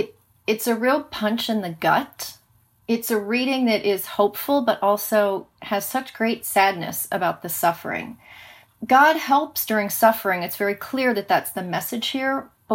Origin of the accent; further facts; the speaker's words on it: Cincinnati, Ohio, United States; moved away as an adult; now in Minnesota, United States; I was born and raised in Cincinnati, Ohio. I'm a Minnesota transplant.